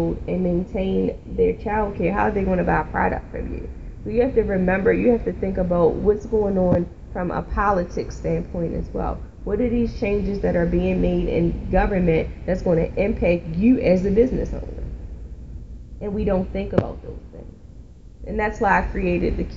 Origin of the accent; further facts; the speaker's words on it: Baltimore, Maryland, United States; When I grew up in West Baltimore